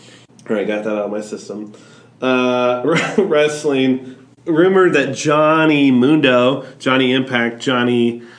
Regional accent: Missouri, United States; I'm just from Missouri.

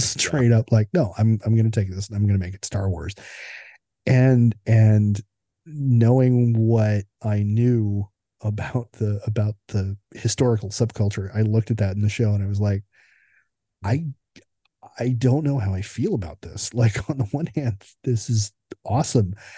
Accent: United States; as an American observer

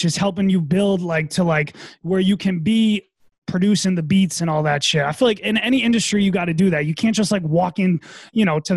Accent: Massachusetts, United States; moved away as an adult; also born or lived in New Hampshire; now in New York City, United States; I grew up in Massachusetts

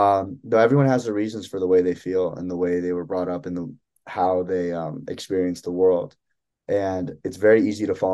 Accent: Evanston, Illinois, United States; moved away as an adult; also born or lived in Ann Arbor, Michigan; I'm from Evanston, Illinois. And growing up, I never had that kind of Arab identity

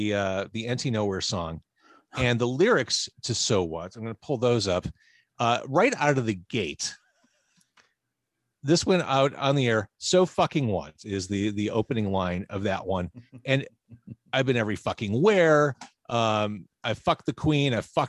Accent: Chicago, Illinois, United States; I was born Edgewater Hospital in Rogers Park.

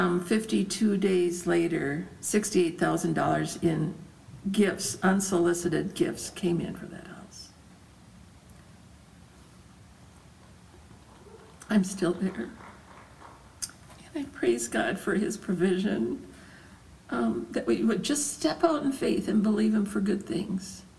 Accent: United States; moved away as an adult; also born or lived in Bethlehem; I'm a woman from America

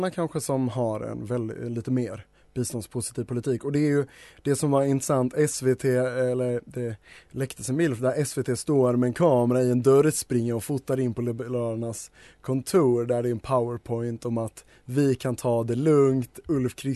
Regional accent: Denmark; now in Sweden; när jag säger vi så menar jag mitt hemland ish, eh, Danmark.

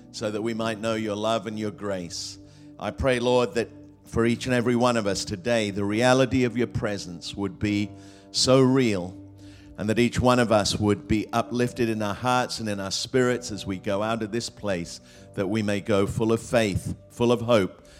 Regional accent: England, United Kingdom; also born or lived in Australia / Hong Kong; now in United States; I grew up in England

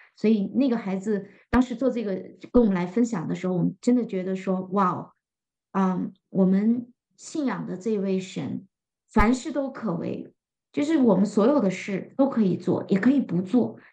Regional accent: northern China, China; 非常适合我们北方人的胃口

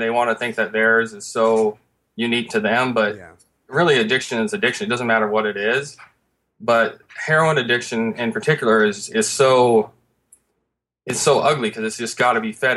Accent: Covington, Washington, United States; we're both from Seattle, just a little town outside Seattle. But we're born and raised in this town called Covington

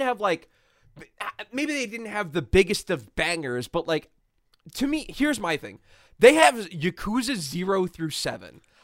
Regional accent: United States; as an American

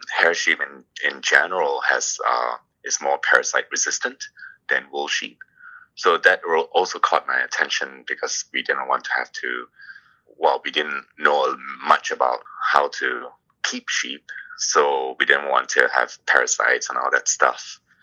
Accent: Singapore; also born or lived in Toronto, Canada; now in Ontario, Canada; originally, I came from Singapore

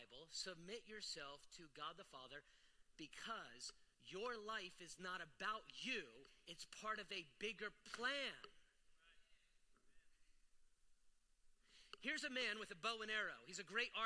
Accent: United States; I love being an American

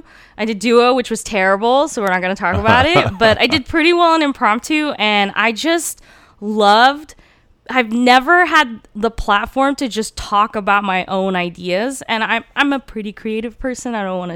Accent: Redlands, California, United States; first language Turkish; English is a second language; also born or lived in Turkey; I'm from Redlands, California. Okay. At least that's where I went to high school.

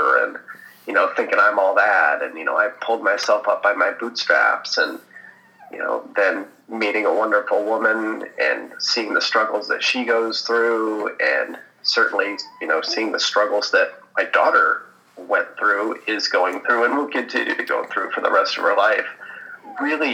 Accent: United States; typical white suburban boy growing up in America

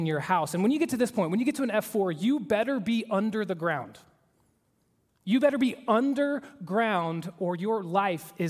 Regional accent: Oklahoma, United States; moved away; I am from the great state of Oklahoma

